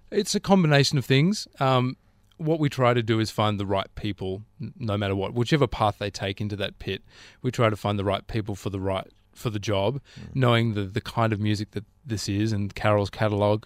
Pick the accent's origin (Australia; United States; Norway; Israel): Australia; Canberra, Australian Capital Territory; now in Sydney, Australia; growing up in Canberra